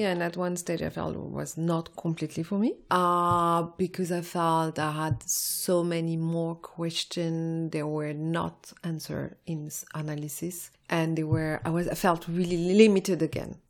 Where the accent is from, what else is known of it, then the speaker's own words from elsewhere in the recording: Morocco; also born or lived in France; now in London, United Kingdom; I was born in Morocco